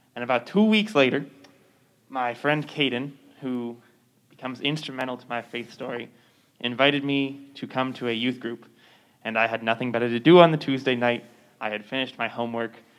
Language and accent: English; Thousand Oaks, California, United States; in November of 2018, there was a mass shooting in my hometown. It was the uh, borderline shooting